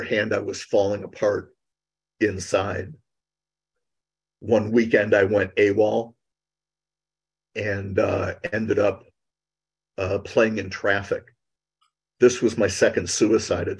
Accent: Cleveland, Ohio, United States; I was born and raised in Cleveland, Ohio

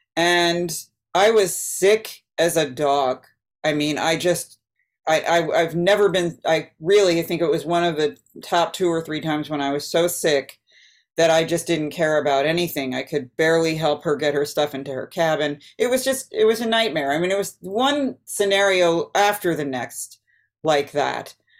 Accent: East Coast, United States; I grew up on the East Coast

